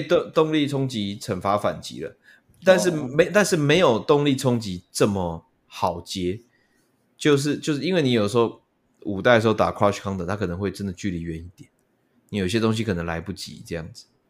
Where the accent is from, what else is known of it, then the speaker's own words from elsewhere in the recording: Taiwan; 我们台湾这边